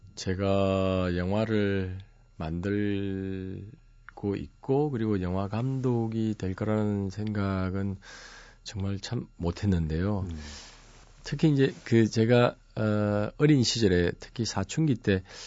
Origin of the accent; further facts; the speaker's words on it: Masan, South Gyeongsang, South Korea; 저희 고향은 마산이었는데